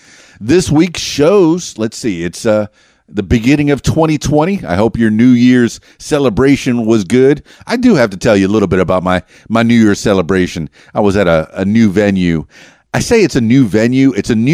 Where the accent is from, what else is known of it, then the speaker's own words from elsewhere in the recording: Miami, Florida, United States; also born or lived in Arkansas; now in Little Rock, United States; I've been living in Arkansas a little bit too long. You know, I'm from Miami, and I think I'm starting to get a little twang.